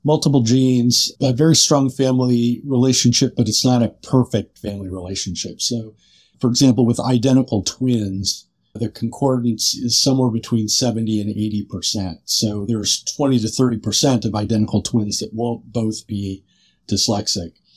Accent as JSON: {"language": "English", "town": "Seattle", "region": "Washington", "country": "United States", "tie": "born or raised there", "also_born_or_lived": "San Francisco / Chicago", "said": "moved out to Seattle, which was my hometown"}